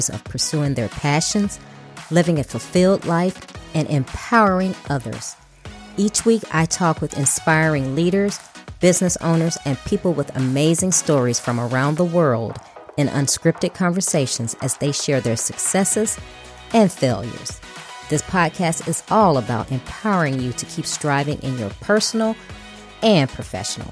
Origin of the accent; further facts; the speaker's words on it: Chicago, Illinois, United States; now in Houston, United States; I was born and raised in Chicago, so that's my hometown